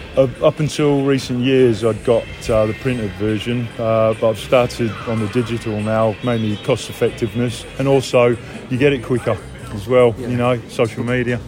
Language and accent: English; Perth, Western Australia, Australia; also born or lived in London; being growing up in Perth